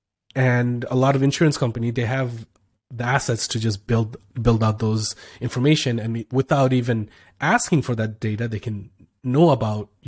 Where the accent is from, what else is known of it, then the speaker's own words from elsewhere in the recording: Canada; I'm from Canada